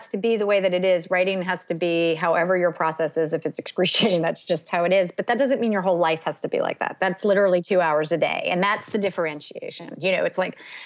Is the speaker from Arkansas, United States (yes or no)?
no; North Carolina, United States; also born or lived in Evanston, Illinois; I still live in my hometown